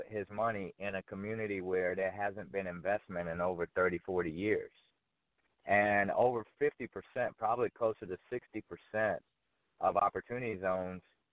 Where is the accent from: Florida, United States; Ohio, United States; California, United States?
Florida, United States; Fort Myers; born or raised there; moved away as an adult; also born or lived in New York; now in Atlanta, United States